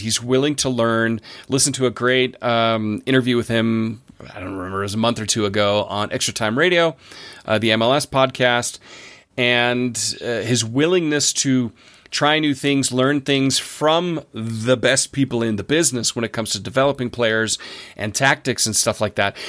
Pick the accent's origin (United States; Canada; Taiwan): United States; as an American